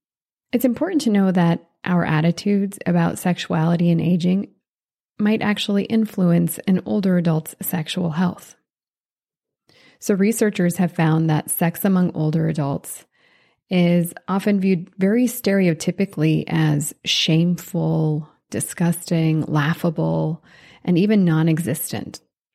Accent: Switzerland; born there

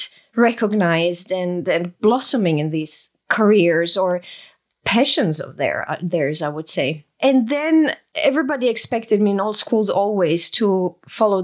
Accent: Croatia; I grew up in Yugoslavia, which doesn't exist anymore. Now we are Croatian after the war.

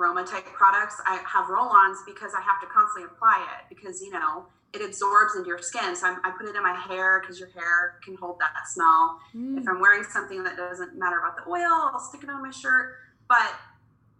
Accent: Cocoa Beach, Florida, United States; now in Kansas City, United States; I was born in Florida. I was born in Cocoa Beach, Florida

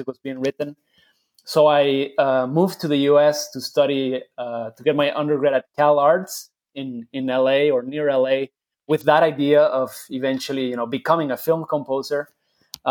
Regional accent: Guadalajara, Jalisco, Mexico; I grew up in Mexico, in Guadalajara, Jalisco, which is the land of mariachi

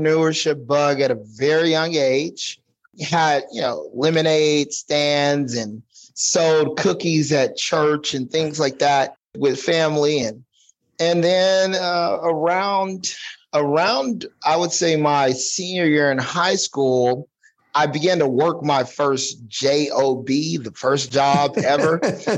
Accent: Texas, United States; moved away as an adult; now in Corona, United States; born and raised in Texas

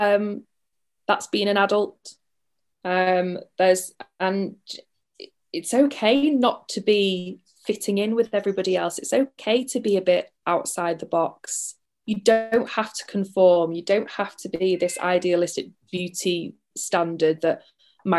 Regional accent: United Kingdom; we're too British

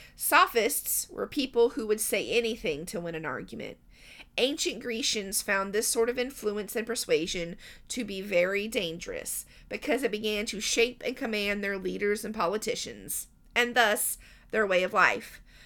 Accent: Southern United States, United States; I'm an American, more accurately a Southern American

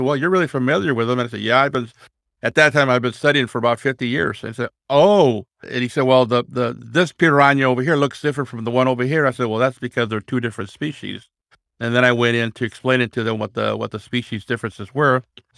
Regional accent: California, United States; now in Roseburg, United States; Okay, well, I'm from Roseburg, Oregon, and I was originally from California. And when I moved up to Roseburg in 1992, I carried a couple piranhas with me that I kept as pets.

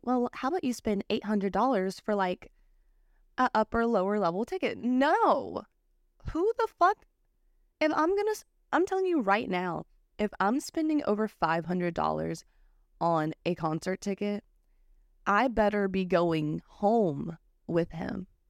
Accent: United States; I'm American

